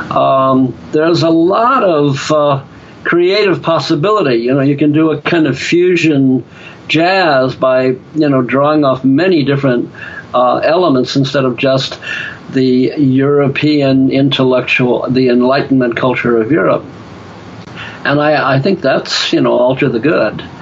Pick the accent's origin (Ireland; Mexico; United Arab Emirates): Ireland; just because I'm an Irishman with the gift of gab